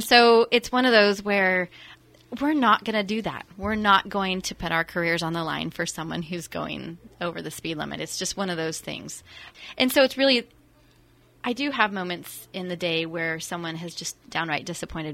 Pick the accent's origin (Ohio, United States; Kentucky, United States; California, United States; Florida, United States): California, United States; Santa Rosa; also born or lived in West Los Angeles, United States / St. Helena, United States; I grew up in Santa Rosa